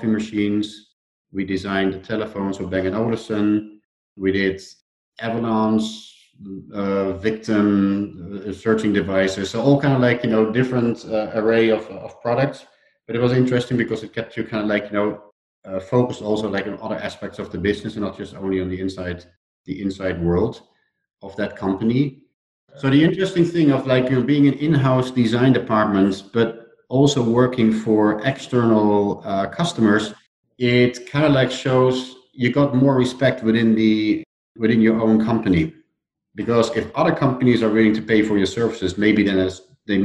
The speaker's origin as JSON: {"language": "English", "country": "Netherlands", "also_born_or_lived": "Switzerland", "accent": "Dutch", "second_language": "English", "moved": "as an adult", "said": "So you hear it in my accent. I'm Dutch"}